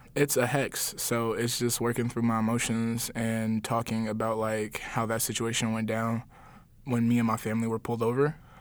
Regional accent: Chicago, Illinois, United States; I'm from the Chatham neighborhood.

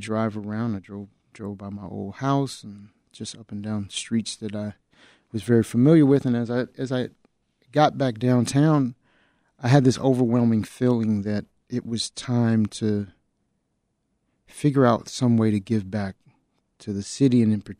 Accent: Chicago, Illinois, United States; I grew up on the South Side of Chicago, born and raised not that far from where we're building the studio.

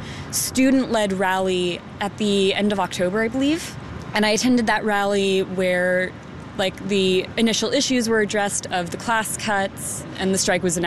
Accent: Atlanta, Georgia, United States; now in Chicago, United States; I am a film student at Columbia College. I'm from Atlanta originally.

